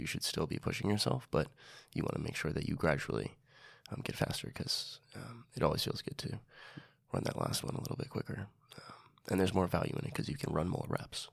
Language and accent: English; New York City, New York, United States; I grew up in Inwood